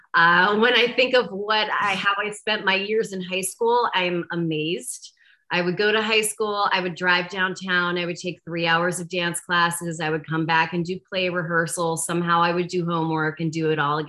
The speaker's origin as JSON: {"language": "English", "town": "Pittsburgh", "region": "Pennsylvania", "country": "United States", "tie": "born or raised there", "also_born_or_lived": "New York", "moved": "yes", "said": "I was raised in Pittsburgh, Pennsylvania"}